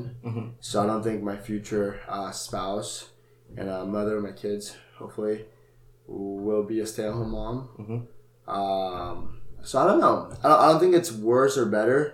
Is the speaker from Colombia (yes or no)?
yes; Colombia; moved away; born in Colombia in 2001, so I lived with my family there for a while